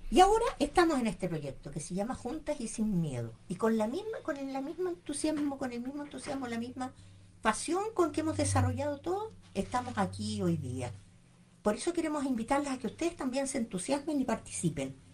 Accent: Santiago, Santiago Metropolitan Region, Chile; moved away; yo vengo de Santiago y quedé tan maravillada con el medio ambiente de acá

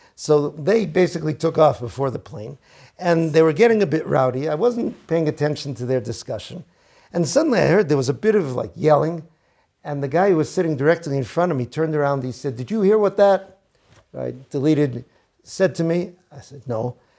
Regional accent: Boston, Massachusetts, United States; now in Israel; He asked me where I was from. I said, "From Boston."

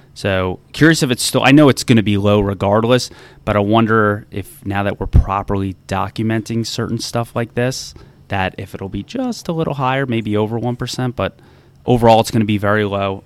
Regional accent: New Jersey, United States; now in DC Metro area, United States

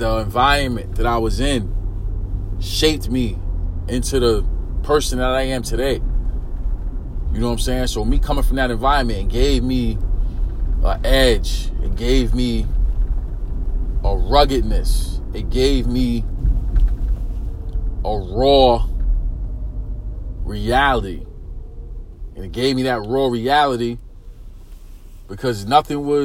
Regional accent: New York City, New York, United States; me growing up in East New York, not just East New York, because we got to shrink that down a little bit. Me growing up in pink houses

